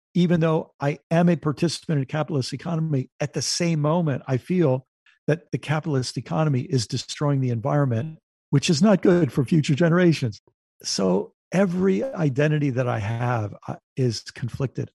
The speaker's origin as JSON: {"language": "English", "country": "United States", "said": "I'm an American"}